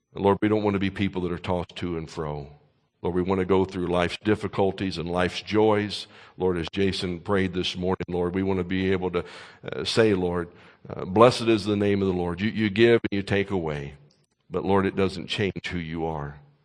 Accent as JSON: {"language": "English", "region": "Kentucky", "country": "United States", "moved": "yes", "said": "my home state of Kentucky"}